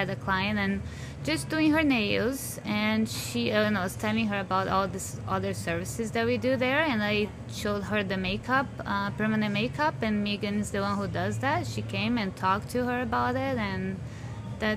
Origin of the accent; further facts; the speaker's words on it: Brazil; English is a second language; moved away as an adult; now in Windsor, Canada; I'm from Brazil. I've been here for 20 years.